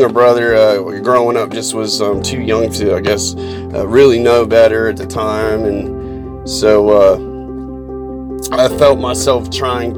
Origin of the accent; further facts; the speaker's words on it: Columbus, Ohio, United States; I'm 37 years old, born and raised in Columbus, Ohio